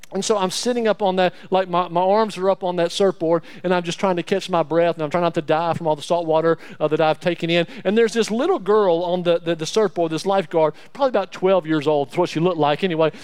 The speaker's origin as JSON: {"language": "English", "region": "Alabama", "country": "United States", "said": "I'm from Alabama"}